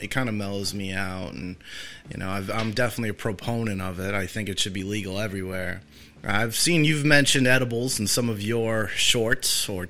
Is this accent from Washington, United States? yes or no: no; Massachusetts, United States; moved away; I'm from Massachusetts